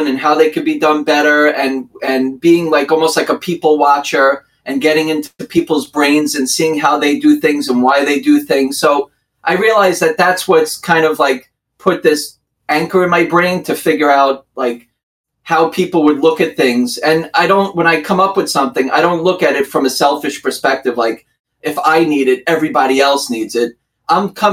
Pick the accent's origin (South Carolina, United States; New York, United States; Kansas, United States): New York, United States; Long Island; accent: New York; also born or lived in Brooklyn, New York; I'm from Long Island, New York.